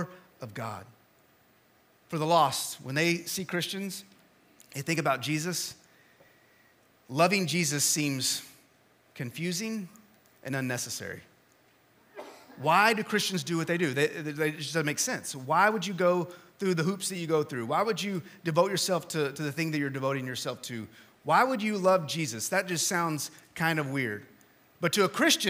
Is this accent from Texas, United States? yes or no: yes; West Texas, United States; moved away; I am from West Texas, and so we understand that heat back there, but we don't understand the humidity.